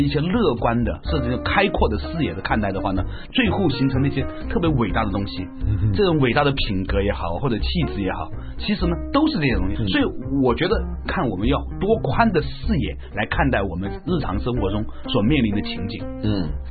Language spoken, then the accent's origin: Chinese; Panzhihua, Sichuan, China; moved away; 包括我是用潘之化出来的